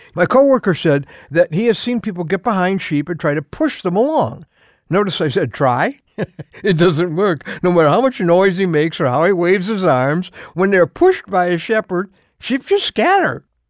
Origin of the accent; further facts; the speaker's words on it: Chicago, Illinois, United States; I grew up in Chicago